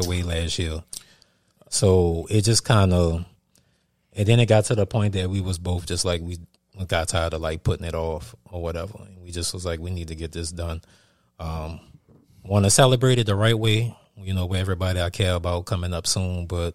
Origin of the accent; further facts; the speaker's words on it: New Orleans, Louisiana, United States; I'm from New Orleans